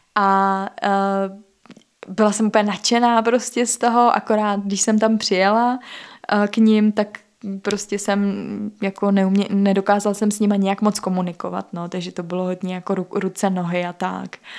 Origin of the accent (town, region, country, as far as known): Czechia